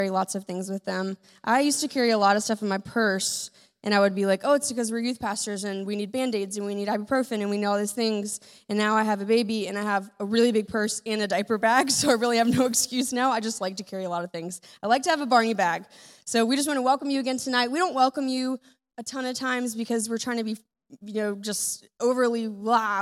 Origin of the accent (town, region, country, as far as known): United States